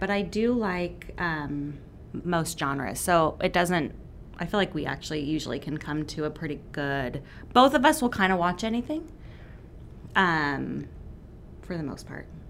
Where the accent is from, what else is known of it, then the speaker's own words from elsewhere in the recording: Gresham, Oregon, United States; also born or lived in Redmond, Washington / Auburn, Washington / Portland, Oregon; we moved to Gresham, and my parents are still in the same house. Um, and grew up at Good Shepherd, and then um, I graduated from Barlow.